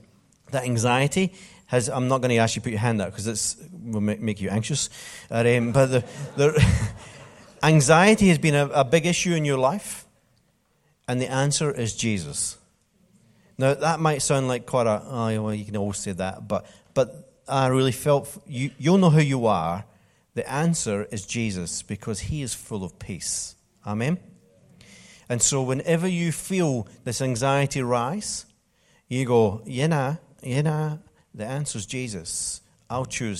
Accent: Scotland, United Kingdom; I'm from Scotland

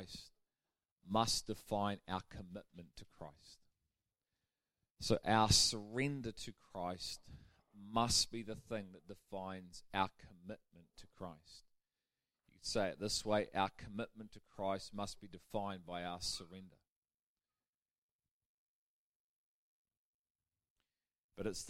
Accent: United Kingdom; We're British.

